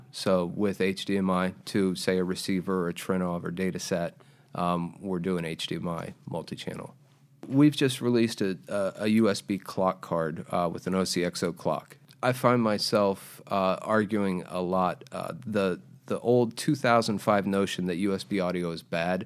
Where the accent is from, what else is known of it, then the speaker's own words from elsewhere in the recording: Jacksonville, Florida, United States; I'm from Jacksonville.